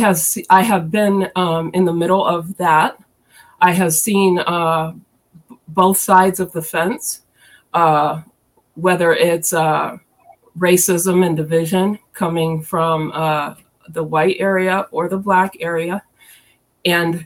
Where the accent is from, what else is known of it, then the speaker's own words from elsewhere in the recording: Columbus, Ohio, United States; I am originally from Columbus, Ohio